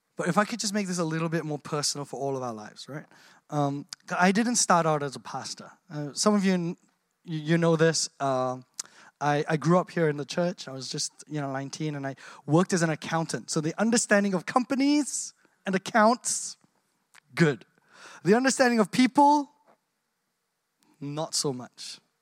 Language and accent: English; Australia; I grew up here in Australia.